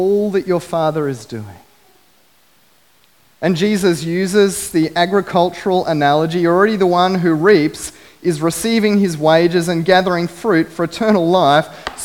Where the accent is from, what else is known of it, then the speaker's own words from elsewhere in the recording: Biloela, Queensland, Australia; I grew up in Biloela, a beautiful country town